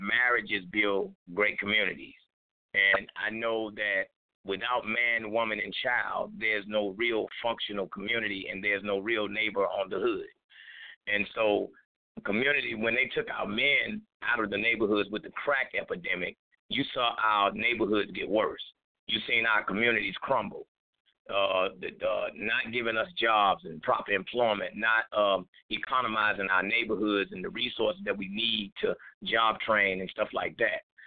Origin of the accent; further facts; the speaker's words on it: Rock Hill, South Carolina, United States; I started hip hop in my city. You know, I'm the godfather mm. hip hop in this city called Rock Hill